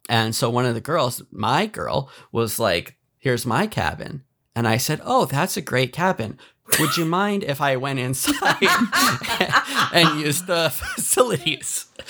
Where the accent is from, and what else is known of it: Canada